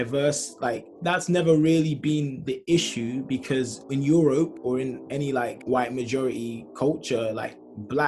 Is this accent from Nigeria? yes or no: yes; Nigeria; I'm Black, I'm Nigerian